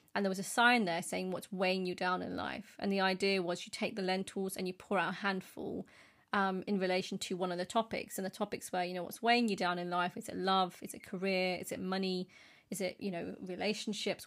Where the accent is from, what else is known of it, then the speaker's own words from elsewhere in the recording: United Kingdom; as British Asians